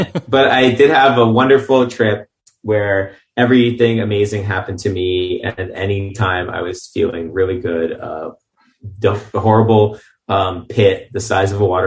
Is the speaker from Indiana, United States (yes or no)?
no; New York City, New York, United States; moved away as an adult; also born or lived in Long Island; now in Los Angeles, United States; I grew up in Brighton Beach till I was 11, and then moved to Long Island.